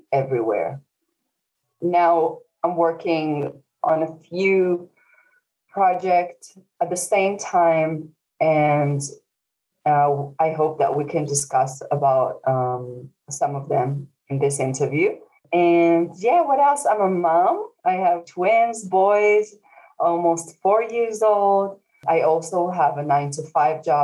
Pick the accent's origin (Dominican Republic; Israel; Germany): Israel; now in Dublin, Ireland; I live in Dublin currently, but originally I'm from Israel.